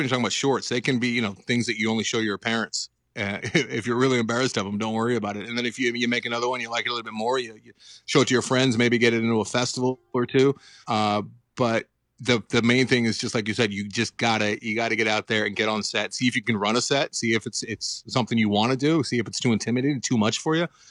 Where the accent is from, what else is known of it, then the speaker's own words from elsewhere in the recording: Los Angeles, California, United States; also born or lived in Santa Monica, California; born and raised in Los Angeles. I'm still here, I didn't, I'm not a transplant